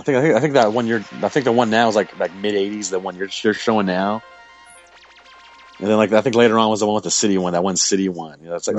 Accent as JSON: {"language": "English", "town": "San Diego", "region": "California", "country": "United States", "tie": "born or raised there", "said": "I was born here in San Diego. Born here."}